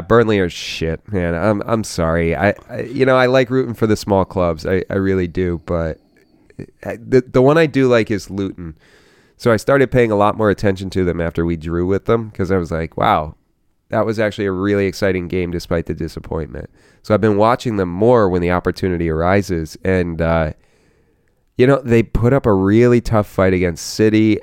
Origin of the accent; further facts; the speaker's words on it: United States; an American fan of the sport